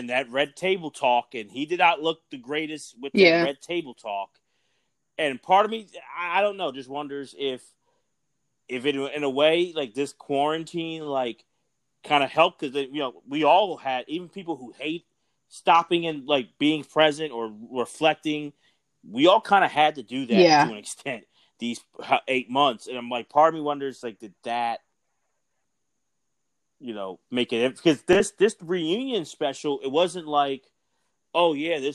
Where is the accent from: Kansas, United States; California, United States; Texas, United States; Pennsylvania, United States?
Pennsylvania, United States; Philadelphia; we're from Philly